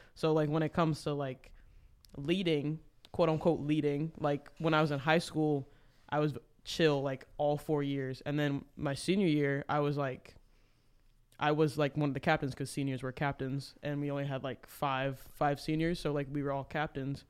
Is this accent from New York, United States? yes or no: no; Memphis, Tennessee, United States; I am from Memphis